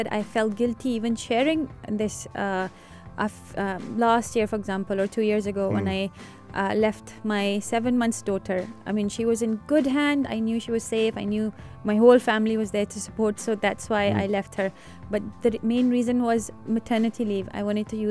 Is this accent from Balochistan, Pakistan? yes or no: no; Rawalpindi, Punjab, Pakistan; English is a second language; now in Dubai, United Arab Emirates; I'm from Rawalpindi in Pakistan, it's still quite hot there.